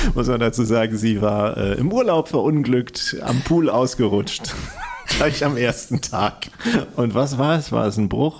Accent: Kiel, Schleswig-Holstein, Germany; born or raised there

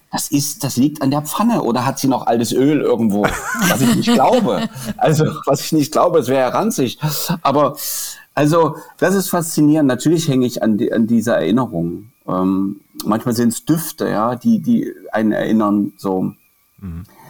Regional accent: Dresden, Saxony, Germany; als Dresdner

